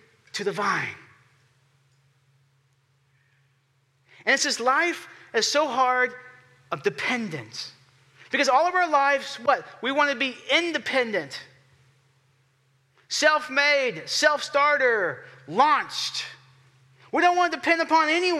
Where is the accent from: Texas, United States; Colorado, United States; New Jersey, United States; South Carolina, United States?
Texas, United States; Houston; I'm from Houston